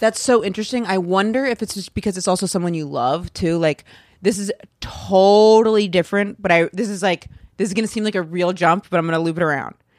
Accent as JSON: {"language": "English", "region": "Maine", "country": "United States", "moved": "yes", "said": "I'm from Maine"}